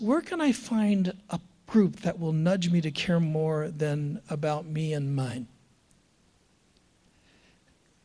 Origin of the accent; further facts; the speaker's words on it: United States; we Americans, and I love being an American